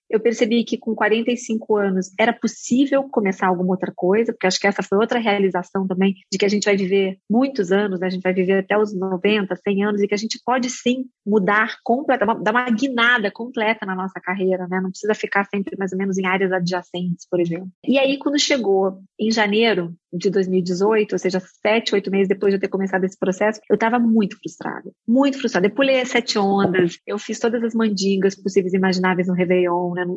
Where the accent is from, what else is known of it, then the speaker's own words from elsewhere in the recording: Brazil; moved away as an adult; also born or lived in Berkeley, United States; Eu sou uma estagiária brasileira, eu sou brasileira, estou aqui estudando marketing